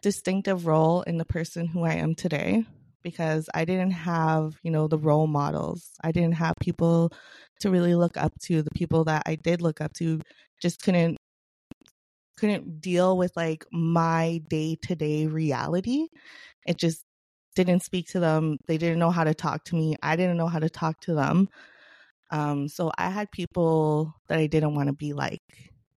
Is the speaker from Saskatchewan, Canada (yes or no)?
yes; Regina, Saskatchewan, Canada; I grew up in Regina, Saskatchewan, in an urbanized area